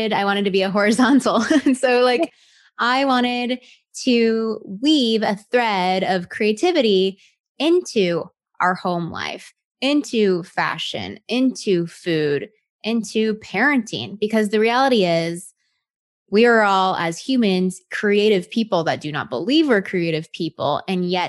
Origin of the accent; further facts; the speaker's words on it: Texas, United States; moved away; I was born and raised in Texas. So I'm a Southern